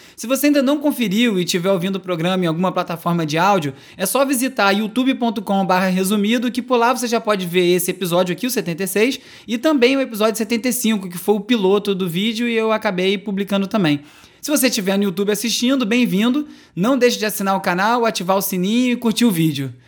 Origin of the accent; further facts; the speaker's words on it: São José dos Pinhais, Paraná, Brazil; eu sou de São José dos Pinhais, do Paraná